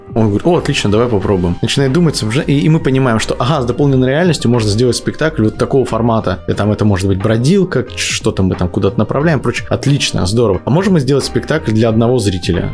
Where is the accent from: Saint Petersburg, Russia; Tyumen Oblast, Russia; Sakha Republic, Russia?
Sakha Republic, Russia; Yakutsk; Город Якутск мне близкий, я родился в Якутске, немножко знаю эту территорию